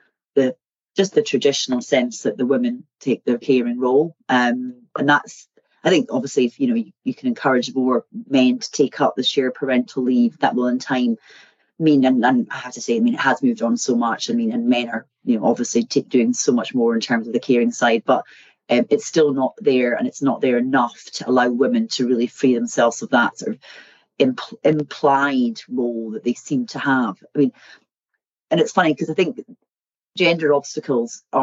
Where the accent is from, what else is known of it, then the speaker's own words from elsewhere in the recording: Eddleston, Scotland, United Kingdom; So I come from a place called Eddleston, which is very near a place called Peebles, which is about half an hour south of Edinburgh. So I grew up in the countryside